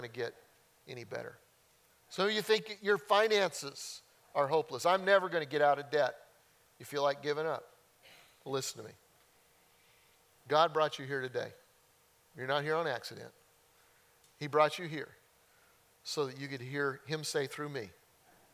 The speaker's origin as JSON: {"language": "English", "region": "Colorado", "country": "United States", "tie": "born or raised there", "said": "growing up in Colorado, we used to go mountain hiking"}